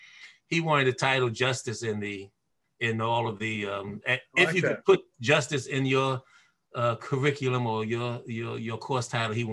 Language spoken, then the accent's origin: English; New York City, New York, United States; Native New Yorker, native Harlemite, born and raised in New York City, educated Catholic school, public schools, Catholic college, Fordham graduate of Fordham University.